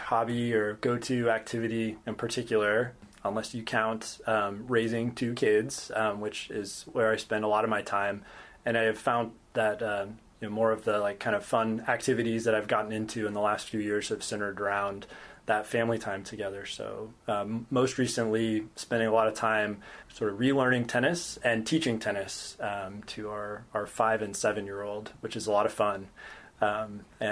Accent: just outside of Portland, Oregon, United States; moved away as an adult; also born or lived in Stanford, California / Chapel Hill, North Carolina / San Francisco, California; now in Davis, United States; I grew up in Oregon, just outside of Portland.

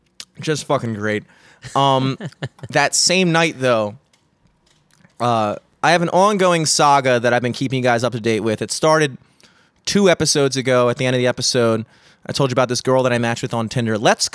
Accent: Parkville, Maryland, United States; also born or lived in Greenmount; I was born on Greenmount and then like in like the hood, and then my parents just like got like worked really hard, and then they bought a house in Parkville and sent me to like I went to school in like Parkville and stuff like that.

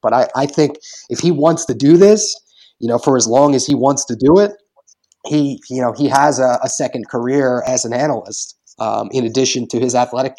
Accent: Pennsylvania, United States; Stroudsburg is 15 minutes from where I grew up in Pennsylvania

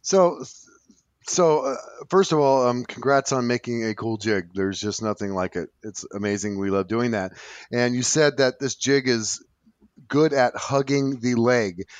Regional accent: California, United States; I'm from California

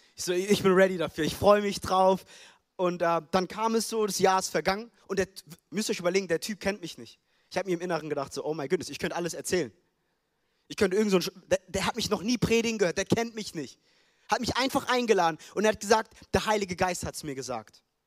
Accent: Frankfurt, Hesse, Germany; also born or lived in United States / Ethiopia (roots); now in Stuttgart, Germany; Ich bin in Frankfurt groß geworden

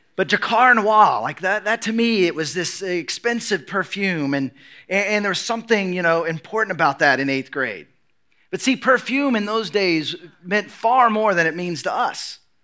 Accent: United States

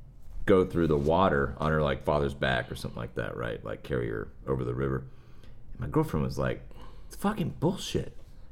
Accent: Rio Grande Valley, Texas, United States; I'm from the Rio Grande Valley.

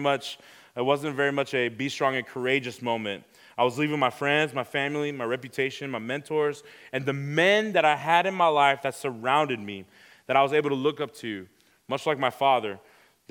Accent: Houston, Texas, United States; moved away as an adult; also born or lived in Pearland, Texas; I was born in Houston, Texas. I've been there ever since 2015, I grew up there

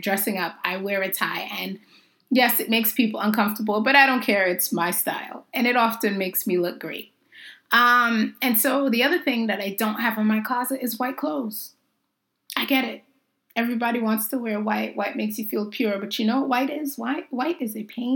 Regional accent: Jamaica; I'm Jamaican

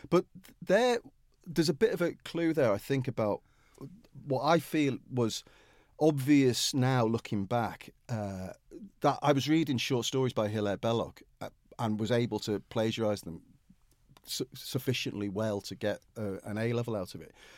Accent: Liverpool, North West England, United Kingdom; I come from Liverpool

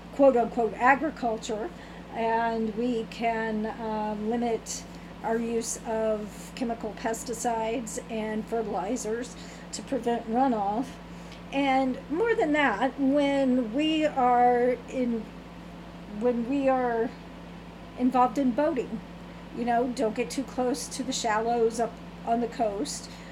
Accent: Virginia, United States; I'm from Virginia, grew up in Virginia.

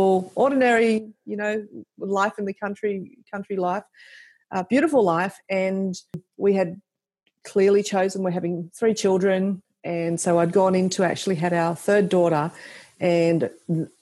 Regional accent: Central Coast, New South Wales, Australia; now in Cootamundra, Australia; I was from the Central Coast originally

